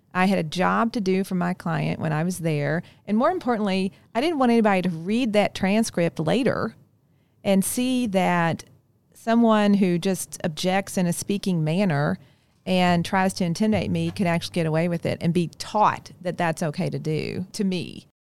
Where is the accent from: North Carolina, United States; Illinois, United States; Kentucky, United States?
Kentucky, United States; accent: hard I's; moved away; I grew up in Kentucky. That's why sometimes you'll hear the hard I's in my, in my speech